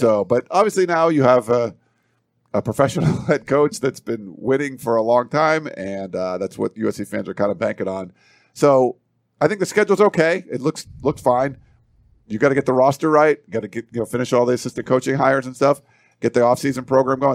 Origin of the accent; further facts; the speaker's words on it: East Coast, United States; moved away; I'm from the East Coast